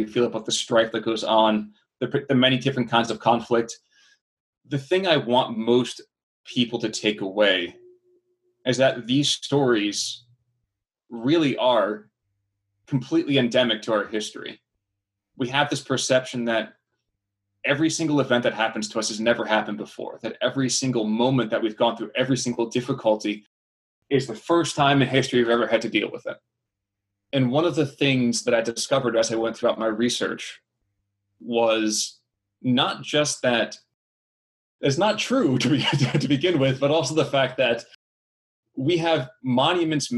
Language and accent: English; New Jersey, United States; I am born and raised in New Jersey.